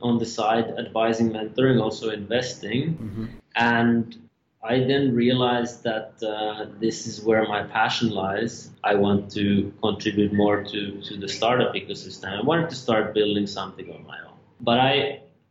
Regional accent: Finland; moved away; I'm from Finland originally.

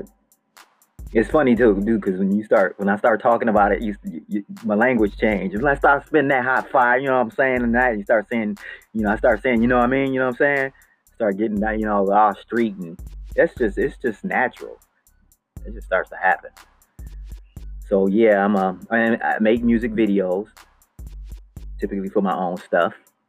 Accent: Buffalo, New York, United States; now in Los Angeles, United States; So that's why I came to Hollywood from Buffalo, New York. By myself, 3,000 miles, over 3,000 miles from Buffalo, New York, landed in Hollywood.

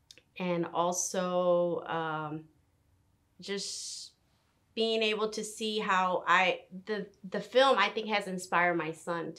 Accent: Harlem, New York, United States; When I met the group, I was like, whoa, I'm from Harlem.

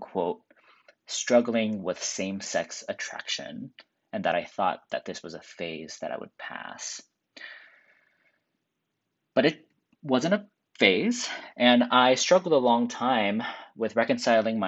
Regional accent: Seattle, Washington, United States; I grew up in Seattle, and I never came out public in high school

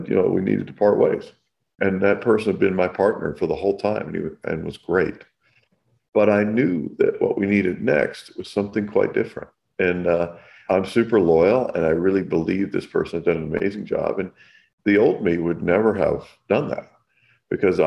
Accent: Kentucky, United States; now in California, United States; I grew up in the South in Kentucky

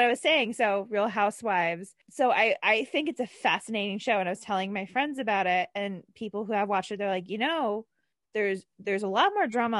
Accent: New Jersey, United States; I'm also from New Jersey

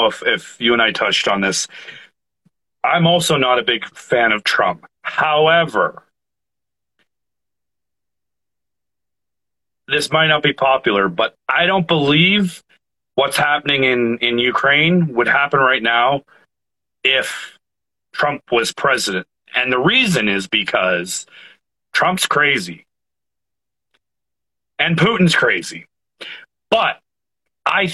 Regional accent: Canada; I'm Canadian

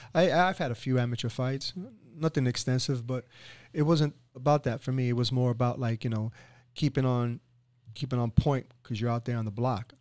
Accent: New York City, New York, United States; moved away as an adult; now in Boca Raton, United States; I grew up in inner city, I grew up in East Harlem, which is in New York

